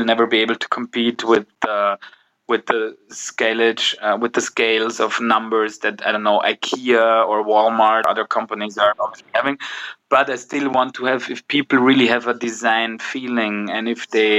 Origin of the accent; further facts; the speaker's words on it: Vienna, Austria; English is a second language; moved away as an adult; also born or lived in Vorarlberg, Austria / Boston, United States / Paris, France / Milan, Italy; I'm originally from the western region of Austria, next to the Lake of Constance to Switzerland. I grew up in Vienna